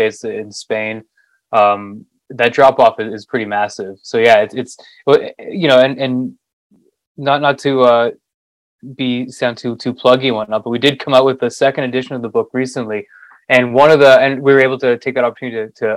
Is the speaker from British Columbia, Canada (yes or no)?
no; Toronto, Ontario, Canada; I was born and raised in Toronto.